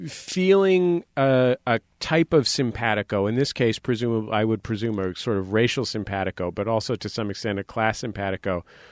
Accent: San Francisco, California, United States; moved away; where I grew up in the Mission in San Francisco.

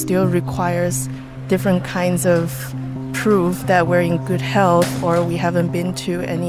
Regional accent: Beijing, China; I was born and raised in Beijing. I'm right now walking down the street in my neighborhood in Chaoyang District, Beijing.

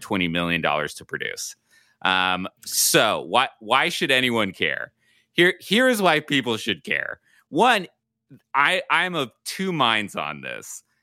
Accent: Southern California, United States; moved away

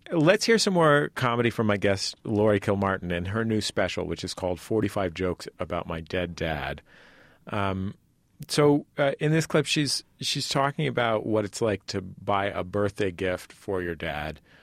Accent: Bay Area, California, United States; now in Los Angeles, United States; I grew up also in the Bay Area, and I had decided to move to Los Angeles

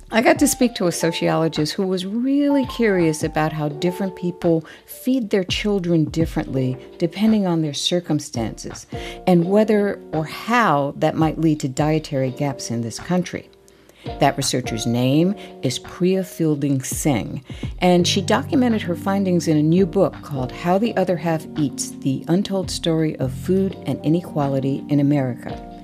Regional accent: Connecticut, United States; Daddy was born and raised in Connecticut as you know, I was, I grew up there

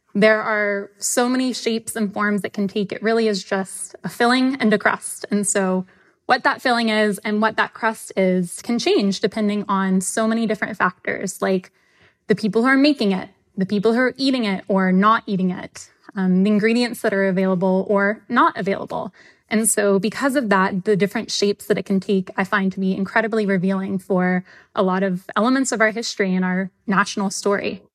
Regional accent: the South, United States; I'm from the South

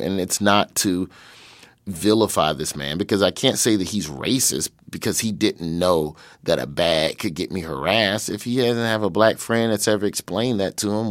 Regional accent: Birmingham, Alabama, United States; moved away as an adult; also born or lived in Los Angeles; so I grew up in Birmingham, Alabama, uh, on the west side

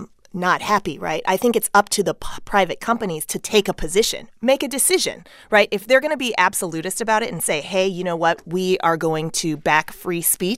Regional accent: Texas, United States; moved away; also born or lived in South Korea; I'm a Texan.

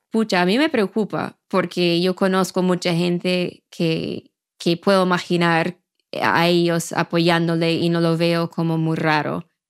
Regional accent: Maine, United States; Spanish is a second language; moved away as an adult; also born or lived in Latin America; nací en Maine y, eh, y, crecí allá y después vivía, no sé, unos 10 años en América Latina

